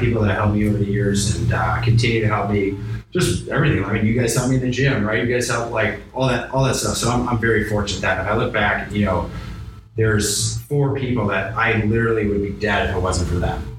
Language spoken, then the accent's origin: English; Chicago, Illinois, United States; also born or lived in Pittsburgh, Pennsylvania; I grew up in Chicago.